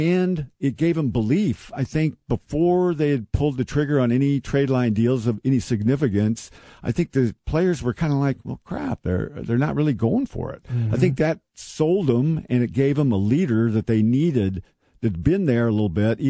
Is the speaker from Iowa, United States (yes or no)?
yes; Fort Dodge, Iowa, United States; I was growing up in Fort Dodge